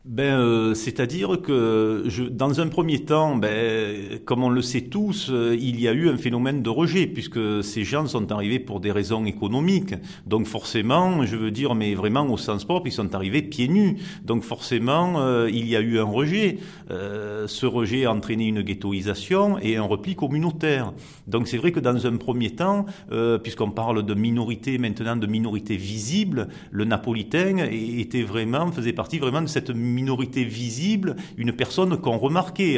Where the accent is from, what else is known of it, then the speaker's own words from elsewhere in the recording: Marseille, Provence-Alpes-Côte d'Azur, France; on est fier de nos origines, certes, puisque bon, je fais partie de cette communauté napolitaine, mais nous sommes avant tout Marseillais et nous sommes des Marseillais